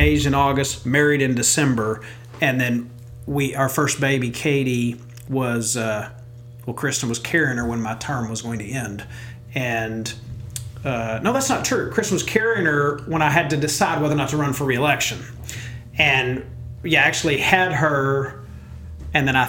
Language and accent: English; Farmers Branch, Texas, United States; moved away as an adult; also born or lived in Highland Park, Texas; now in Southlake, United States; I love Farmers Branch. It's my hometown